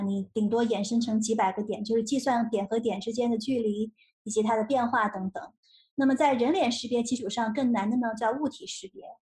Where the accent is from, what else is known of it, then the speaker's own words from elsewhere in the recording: Shenzhen, Guangdong, China; moved away as an adult; also born or lived in Nanjing, Jiangsu; 八岁的时候移民到深圳，然后在深圳考了中国数学奥林匹克的金牌